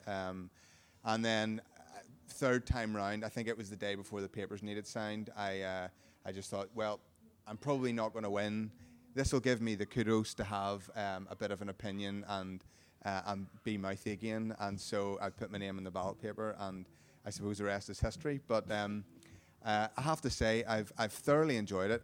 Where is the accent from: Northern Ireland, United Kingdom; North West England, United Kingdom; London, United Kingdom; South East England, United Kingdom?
Northern Ireland, United Kingdom; Carrickfergus; my hometown, uh, Carrick Fergus